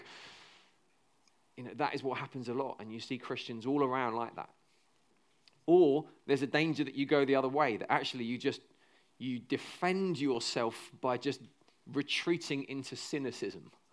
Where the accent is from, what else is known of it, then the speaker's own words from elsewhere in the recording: United Kingdom; 'cause we're British